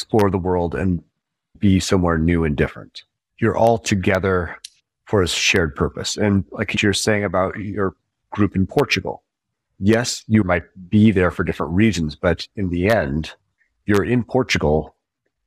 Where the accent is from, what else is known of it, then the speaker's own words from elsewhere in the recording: Spokane, Washington, United States; moved away as an adult; very happy as a teen and growing up in Spokane, Washington